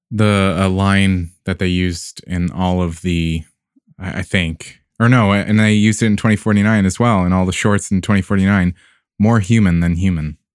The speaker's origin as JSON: {"language": "English", "town": "San Diego", "region": "California", "country": "United States", "tie": "born or raised there", "said": "San Diego, I was like, \"Oh, man, my hometown.\""}